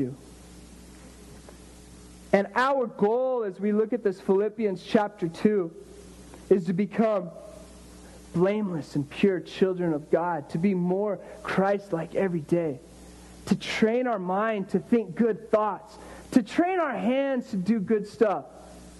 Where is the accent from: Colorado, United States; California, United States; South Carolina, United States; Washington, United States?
Colorado, United States; also born or lived in Miami; I grew up in Colorado